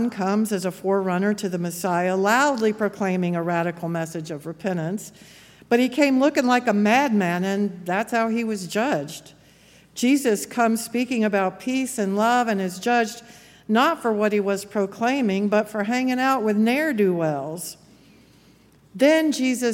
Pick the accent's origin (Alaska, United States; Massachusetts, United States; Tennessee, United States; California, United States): Tennessee, United States; Memphis; my hometown of Memphis